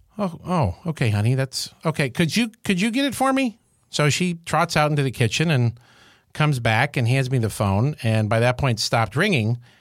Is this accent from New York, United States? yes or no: yes; Syracuse, New York, United States; I grew up in Syracuse, New York